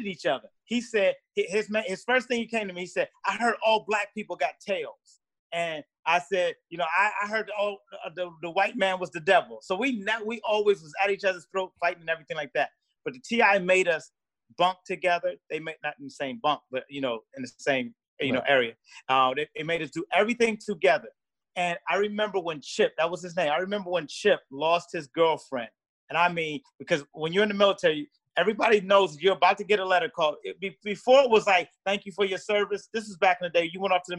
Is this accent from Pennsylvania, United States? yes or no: yes; Philadelphia, Pennsylvania, United States; moved away; also born or lived in Italy / Bay Ridge, Brooklyn; I was born in Italy and I grew up in South Philly